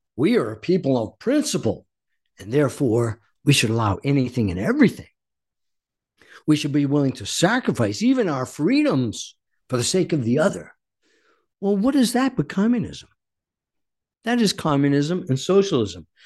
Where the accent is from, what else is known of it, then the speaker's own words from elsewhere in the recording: Warwick, Rhode Island, United States; also born or lived in Coventry, Rhode Island; I was born and raised in Rhode Island